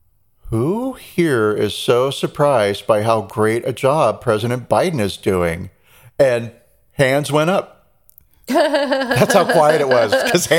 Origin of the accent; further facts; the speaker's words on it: Long Beach, California, United States; You? That's my hometown.